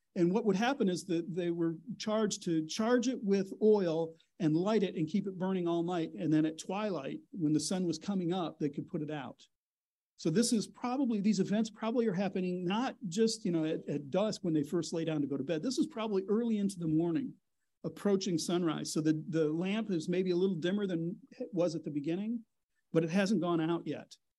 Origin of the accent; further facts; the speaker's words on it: a suburb of Detroit, Michigan, United States; I grew up in a suburb of Detroit called, it's downriver from Detroit, it's the southern, south of Detroit